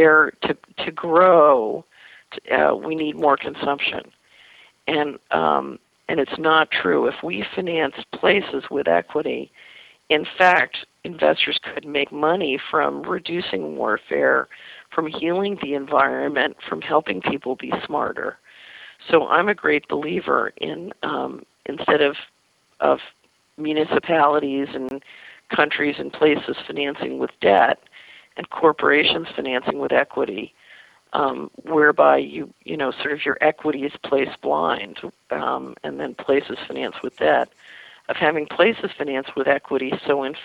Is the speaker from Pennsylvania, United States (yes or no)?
yes; Philadelphia, Pennsylvania, United States; when I was a little girl growing up in West Philadelphia